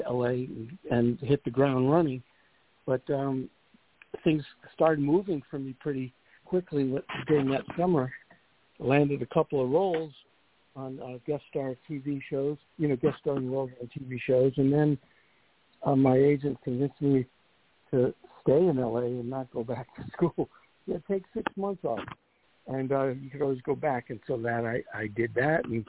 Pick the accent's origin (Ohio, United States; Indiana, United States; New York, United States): New York, United States; New York City; moved away as an adult; also born or lived in Pennsylvania / Los Angeles; I was born in Brooklyn, in the Flatbush section of Brooklyn, and had a great upbringing there, went to public schools, and then Erasmus Hall High School